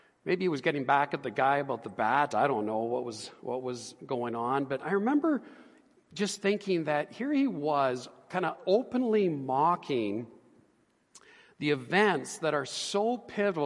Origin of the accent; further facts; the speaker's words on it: Edmonton, Alberta, Canada; I grew up here in Edmonton. I was born and raised